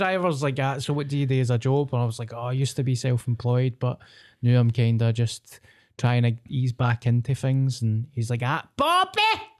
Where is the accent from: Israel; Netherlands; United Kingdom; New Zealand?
United Kingdom; Scotland; I'm the ….